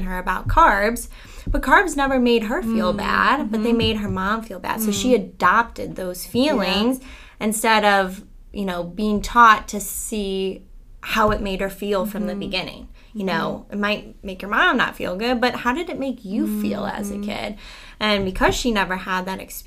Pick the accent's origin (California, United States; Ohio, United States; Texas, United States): Ohio, United States; Cleveland; in my high school, I'm from Cleveland, and there's a company called Mally's there